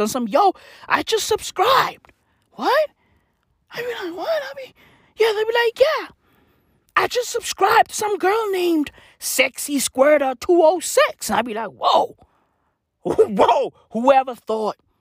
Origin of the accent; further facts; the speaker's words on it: South Africa; I'm from South Africa